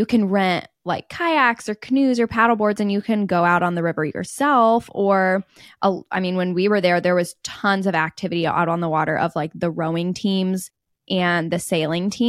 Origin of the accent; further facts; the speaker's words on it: Indianapolis, Indiana, United States; we grew up in Indianapolis, which doesn't even have an MLB team.